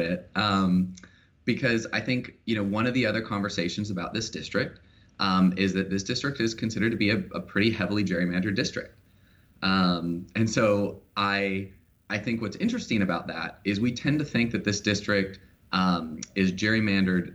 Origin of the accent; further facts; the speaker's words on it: Vancouver, Washington, United States; So I grew up in Vancouver, Washington. You know, I was born and raised here in Washington